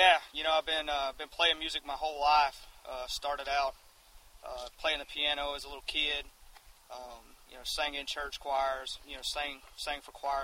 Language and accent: English; Alabama, United States; I'd always been a fan of country music, especially growing up in Alabama.